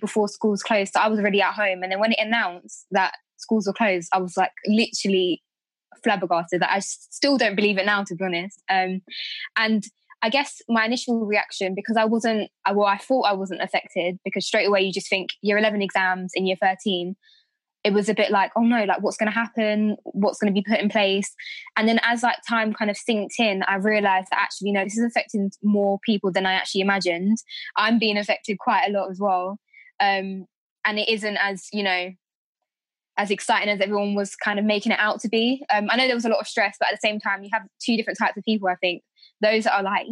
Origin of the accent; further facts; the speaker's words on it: London, United Kingdom; I am from East London